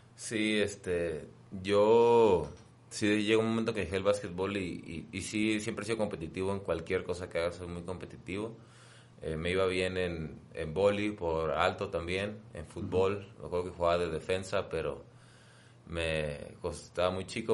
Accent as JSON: {"language": "Spanish", "town": "La Paz", "region": "Baja California Sur", "country": "Mexico", "said": "yo soy de La Paz, Baja California"}